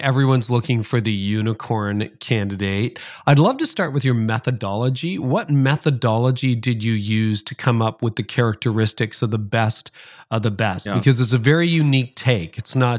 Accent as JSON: {"language": "English", "country": "Canada", "said": "I had that in my college dorm, believe it or not, even as a Canadian."}